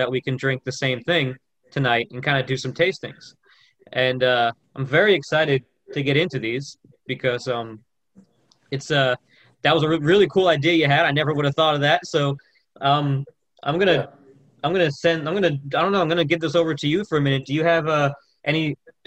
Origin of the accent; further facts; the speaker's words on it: Florida, United States; now in Tennessee, United States; I growing up in Florida and then moving to Tennessee